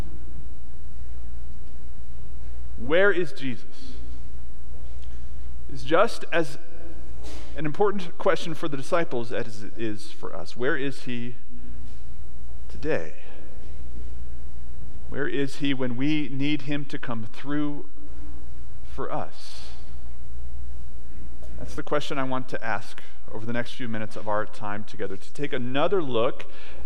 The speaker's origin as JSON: {"language": "English", "country": "United States"}